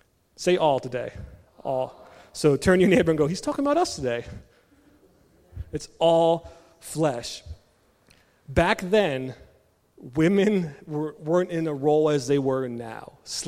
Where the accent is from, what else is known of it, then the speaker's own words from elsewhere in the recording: Maryland, United States; now in Pennsylvania, United States; I grew up in Maryland